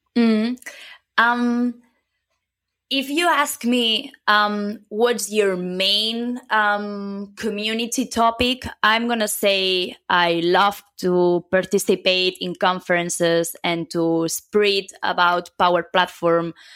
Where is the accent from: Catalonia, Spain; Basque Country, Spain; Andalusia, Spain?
Catalonia, Spain; a small city near Barcelona; first language Catalan; English is a second language; moved away as an adult; also born or lived in Germany; now in Madrid, Spain; I come from, uh, a small city near Barcelona.